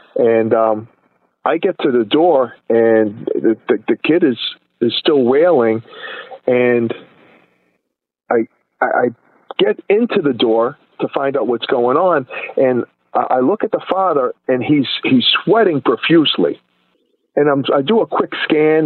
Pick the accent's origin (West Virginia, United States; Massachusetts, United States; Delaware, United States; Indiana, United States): Massachusetts, United States; Boston; moved away; also born or lived in West Fort Lauderdale, Florida; I grew up in Boston, and I grew up in a neighborhood where really there was no race